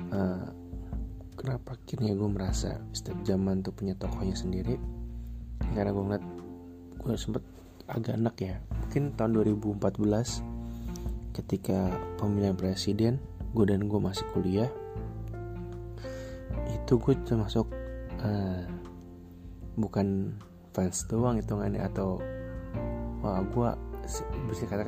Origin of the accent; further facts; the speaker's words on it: West Java, Indonesia; meskipun ya udah gue bukan orang sana gue orang Jawa Barat